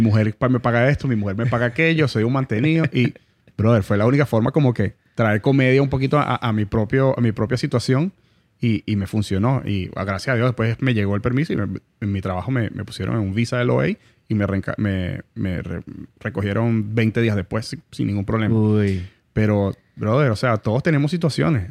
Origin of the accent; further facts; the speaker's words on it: Venezuela; now in Miami, United States; La gente de Miami, aunque somos venezolanos